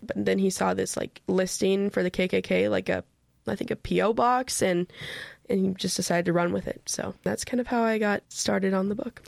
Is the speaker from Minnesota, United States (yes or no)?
yes; Minnesota, United States; I'm, I'm from Minnesota